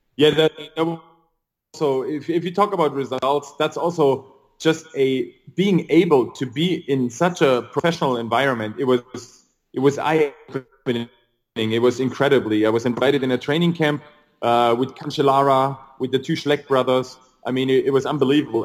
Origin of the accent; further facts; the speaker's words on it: near Stuttgart, Baden-Württemberg, Germany; also born or lived in Luxembourg; I was born in Germany near the area of Stuttgart